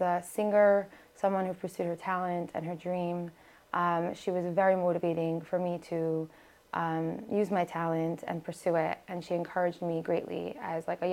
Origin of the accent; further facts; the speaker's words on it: New York City, New York, United States; first language Hebrew; English is a second language; also born or lived in Toronto / Long Island; I grew up in Brooklyn, born in Maimonides